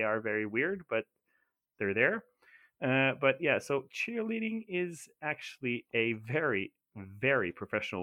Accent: Norway; when I was growing up in Norway

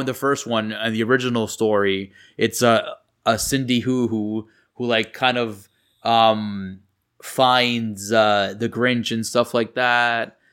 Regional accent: New York, United States; growing up in New York

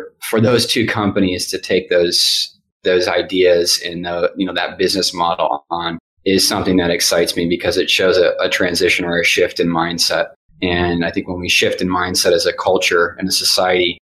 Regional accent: Midwest, United States; moved away; also born or lived in Texas; I know from growing up in the Midwest

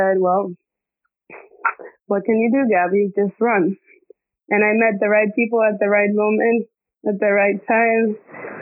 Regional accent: Dominican Republic; moved away as an adult; also born or lived in Puerto Rico / New York; now in Florida, United States; my mom's Dominican. So when I was 2 years old, my mom decided to move back to Dominican Republic. And from there, I grew up in the island until I was 18

